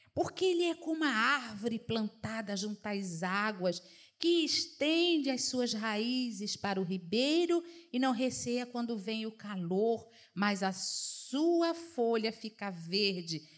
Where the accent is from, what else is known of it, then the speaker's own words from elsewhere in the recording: Northeast Region, Brazil; moved away; na minha terra a gente fala muito riacho, né, nordestino